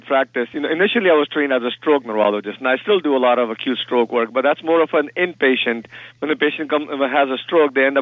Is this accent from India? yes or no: yes; India; moved away; being from India, and I grew up in India